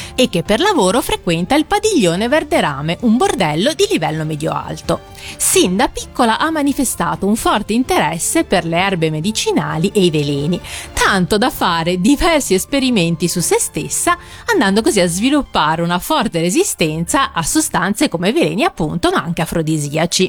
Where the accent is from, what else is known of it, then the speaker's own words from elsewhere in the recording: Liguria, Italy; accent: Ligurian; nel mio dialetto, quello ligure, farmacista si dice appunto ospezia